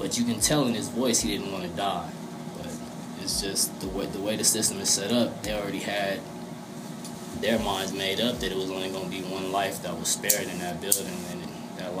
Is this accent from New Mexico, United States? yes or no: yes; Albuquerque, New Mexico, United States; I was born in the South Broadway neighborhood, Albuquerque, New Mexico, 1300 block